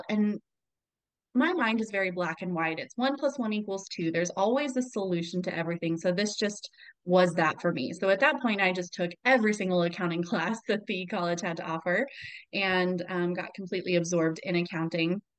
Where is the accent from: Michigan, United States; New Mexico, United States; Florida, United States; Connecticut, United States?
New Mexico, United States; Albuquerque; I transferred to the University of New Mexico, where I'm from Albuquerque